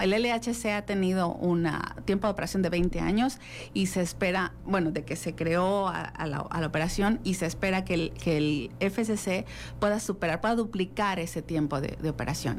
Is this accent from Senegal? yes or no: no; Mexico; somos mexicanos, somos Wadi y estamos presentes en, esas instituciones